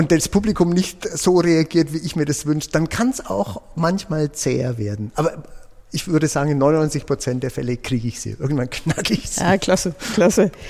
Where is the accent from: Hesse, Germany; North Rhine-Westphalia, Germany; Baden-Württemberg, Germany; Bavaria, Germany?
Bavaria, Germany; Nuremberg; Ich fühle Österreich als meine Heimat, obwohl ich in Nürnberg geboren bin. Äh, aber die Mentalität der Österreicher ist schon weit von dem entfernt, was ich als Franke, wie ich mich fühle, äh, wahrnehme